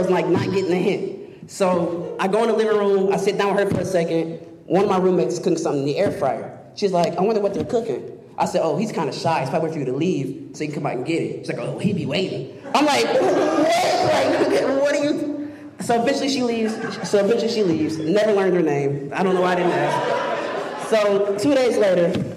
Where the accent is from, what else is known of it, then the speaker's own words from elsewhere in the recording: Murfreesboro, Tennessee, United States; moved away as an adult; now in Memphis, United States; I'm from Murfreesboro, but I've been here in Memphis for 4 years